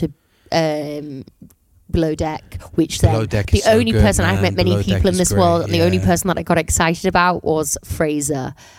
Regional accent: St Helens, North West England, United Kingdom; I'm from St. Helens. I'm born and bred in St. Helens.

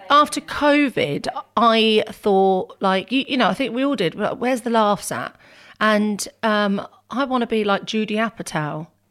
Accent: Northampton, East Midlands, United Kingdom; I was from Northampton

